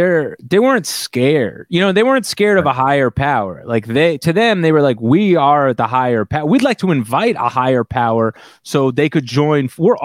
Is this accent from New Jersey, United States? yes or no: yes; New Jersey, United States; we grew up in North Jersey, Italian guys.